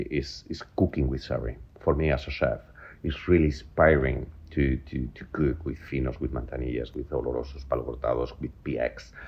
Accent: Spain; accent: Spanish; English is a second language; moved away as an adult; now in London, United Kingdom; I'm very Spanish, as you can see. My accent is still there after 23 years.

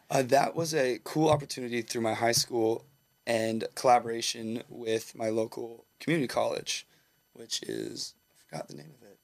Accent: Southern California, United States; also born or lived in Humboldt, California; I grew up in Southern California

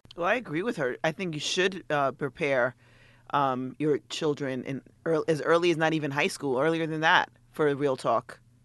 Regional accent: New York City, New York, United States; growing up maybe in New York City

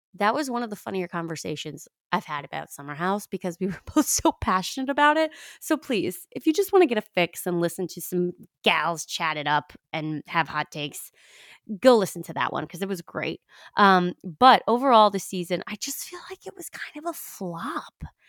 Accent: New York, United States; I'm from New York.

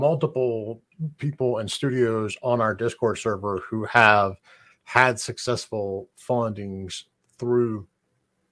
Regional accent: United States; as an American

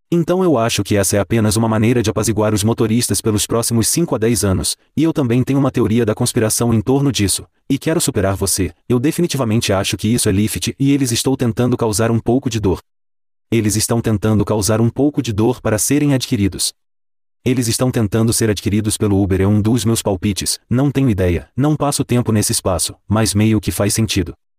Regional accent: Calgary, Alberta, Canada; aqui em Calgary, na minha cidade natal

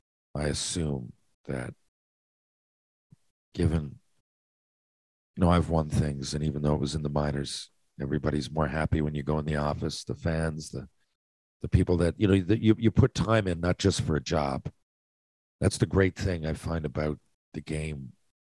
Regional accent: Canada; I'm Canadian.

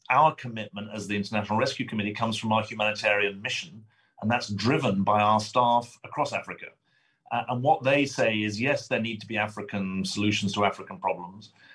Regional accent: United Kingdom; accent: British; now in United States; I am a British citizen. Um, my, my, accent is from Britain, not from Brooklyn

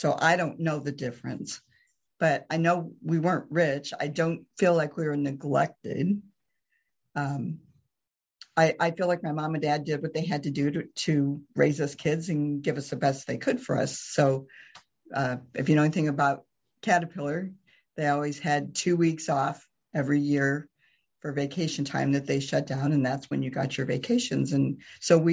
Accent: Morton, Illinois, United States; also born or lived in Kansas; now in Pekin, United States; I grew up in Morton

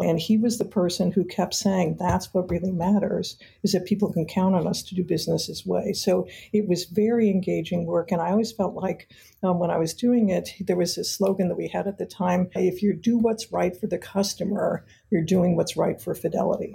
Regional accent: Detroit, Michigan, United States; I grew up in Detroit, Michigan

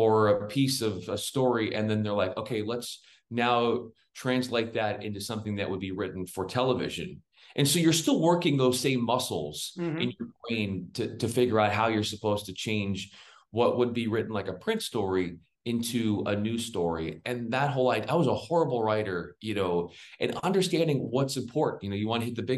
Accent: San Diego, California, United States; moved away as an adult; also born or lived in Spokane / Memphis; I grew up in San Diego

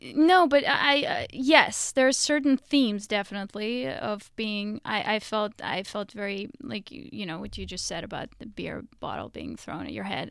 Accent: Russia; moved away; growing up in Russia

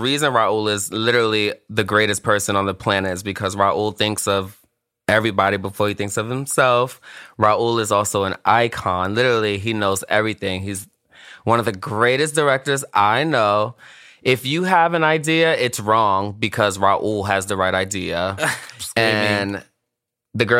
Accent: New York City, New York, United States; I'm from Brooklyn

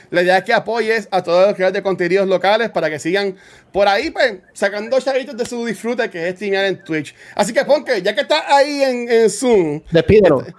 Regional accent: Canóvanas, Puerto Rico; soy de Canóvana. Yo, yo, soy de, yo soy de la tribu

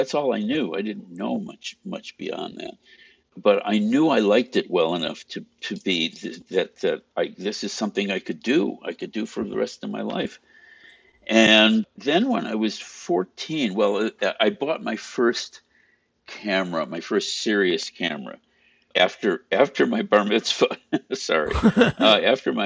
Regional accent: Chicago, Illinois, United States; I grew up outside of Chicago. Well, in the first suburb outside of Chicago. So it was virtually Chicago and North Side.

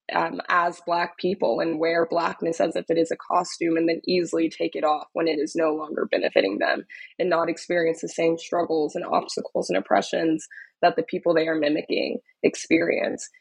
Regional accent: Dallas, Texas, United States; moved away as an adult; also born or lived in Austin, Texas; now in New York, United States; I'm originally from Dallas, Texas, um, was born and raised in Dallas

